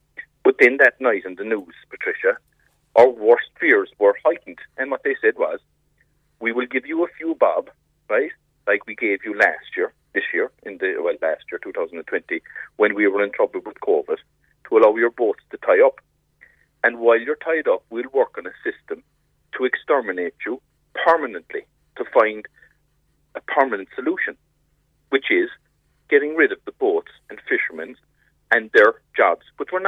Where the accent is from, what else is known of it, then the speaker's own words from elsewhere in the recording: West Cork, Munster, Ireland; I am from West Cork, and I've seen in my lifetime our local towns and villages being decimated and employment and shops closing.